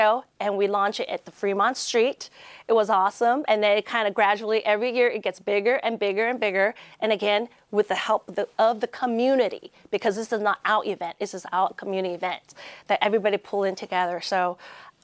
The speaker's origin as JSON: {"language": "English", "country": "Malaysia", "tie": "born or raised there", "moved": "yes", "lives_now": "Las Vegas, United States", "said": "I was born in Malaysia"}